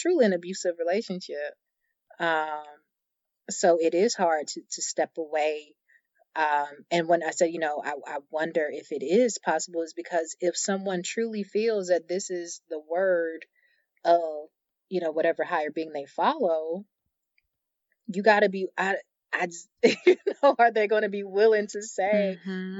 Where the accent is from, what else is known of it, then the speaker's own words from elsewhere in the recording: the South, United States; born and raised in the South, born and raised in the church